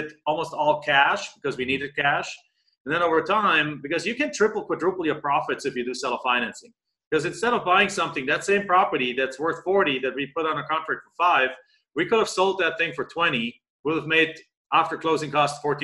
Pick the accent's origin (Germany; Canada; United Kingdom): Germany; moved away as an adult; now in Phoenix, United States; I'm in Phoenix, Arizona. I've been there for 22 years, originally from Germany